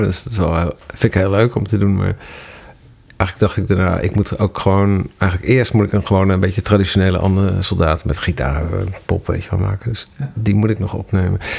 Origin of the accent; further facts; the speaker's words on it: Ermelo, Gelderland, Netherlands; moved away as an adult; also born or lived in Amsterdam; In dat dorp waar, waar, waar ik vandaan kwam